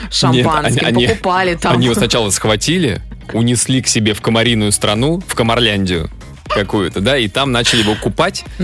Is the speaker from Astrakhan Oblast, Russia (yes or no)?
yes; Astrakhan, Astrakhan Oblast, Russia; сам я из Астрахани.